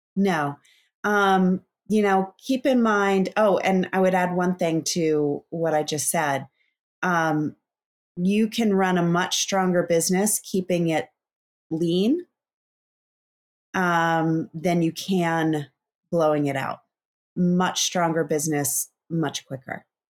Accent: East Coast, United States; also born or lived in Bend, Oregon; now in Sausalito, United States; I grew up on the East Coast

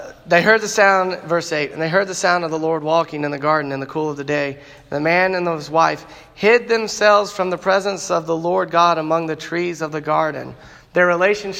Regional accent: Chattanooga, Tennessee, United States; I grew up in Chattanooga, Tennessee, because my parents moved there

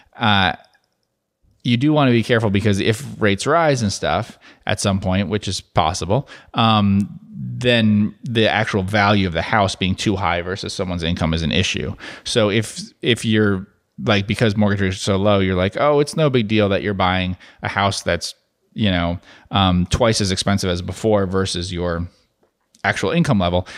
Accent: New Jersey, United States; now in Dallas-Fort Worth area, United States; where I grew up in New Jersey

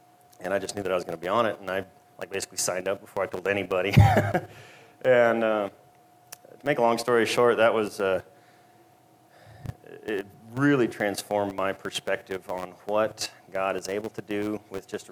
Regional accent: Minnesota, United States; moved away as an adult; I'm not from around here. I was born and raised in Minnesota, and grew up on a farm

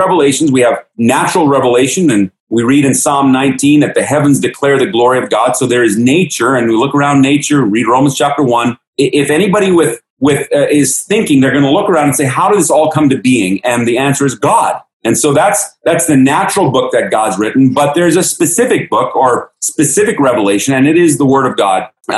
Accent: Baden-Württemberg, Germany; I grew up in Germany. My mom and dad were missionaries in Germany. I grew up in the Black Forest in southwestern Germany, right on the border of Switzerland and France.

